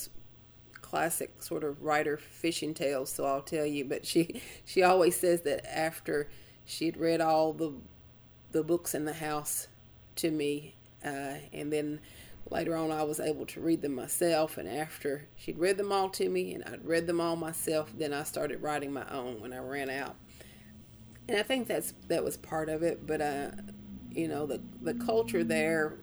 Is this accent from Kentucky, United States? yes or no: yes; Casey County, Kentucky, United States; also born or lived in Lexington, Kentucky; I'm originally from Casey County. Lived most of my life up on Indian Creek down in Casey County.